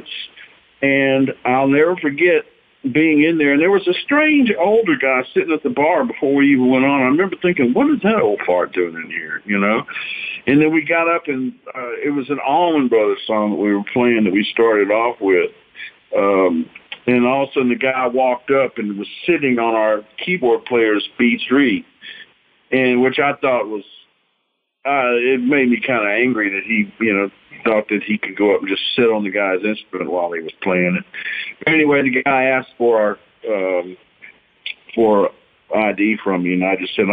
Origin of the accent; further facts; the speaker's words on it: South Louisiana, United States; moved away as an adult; also born or lived in Los Angeles; I grew up in South Louisiana